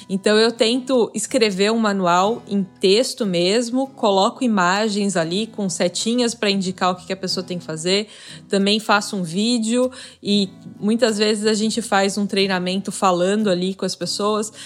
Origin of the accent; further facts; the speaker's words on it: Florianópolis, Santa Catarina, Brazil; eu sou de Florianópolis